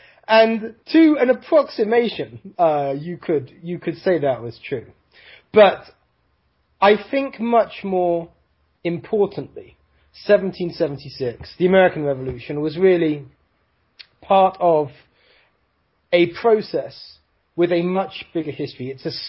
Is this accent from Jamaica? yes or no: no; United Kingdom; moved away as an adult; now in United States; As you can hear from my funny-sounding voice, I am I'm British-born. I'm an American permanent resident of 9 years, will be a citizen next year.